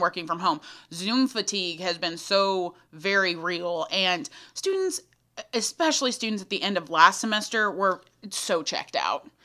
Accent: Thorndale, Texas, United States; I'm from a very small town outside of Austin called Thorndale, population thirteen hundred sixty-six

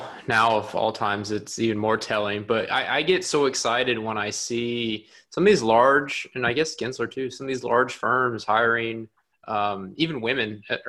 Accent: Atlanta, Georgia, United States; I grew up in Metro Atlanta. I went to Georgia Tech

